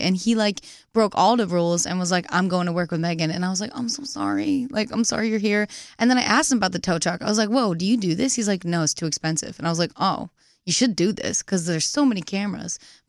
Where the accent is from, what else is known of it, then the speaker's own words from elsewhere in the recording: Nantucket, Massachusetts, United States; Nantucket Island.